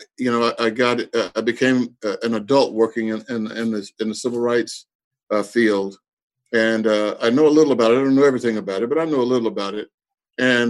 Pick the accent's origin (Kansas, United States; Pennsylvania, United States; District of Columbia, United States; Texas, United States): Texas, United States; I was born and raised in Texas